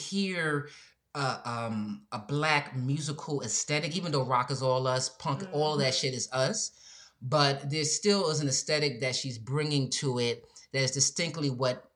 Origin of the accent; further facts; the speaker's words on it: New York, United States; growing up in New York